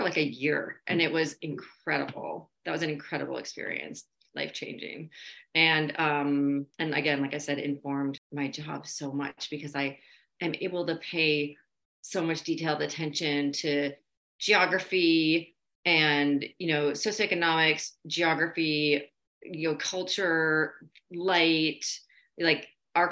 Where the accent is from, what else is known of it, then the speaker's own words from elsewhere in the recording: Minnesota, United States; also born or lived in Chicago; Minnesota is all I really remember growing up